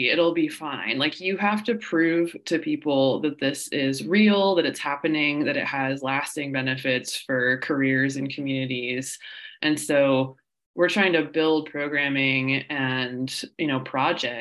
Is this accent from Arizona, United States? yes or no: no; West Virginia, United States; as someone born and raised in West Virginia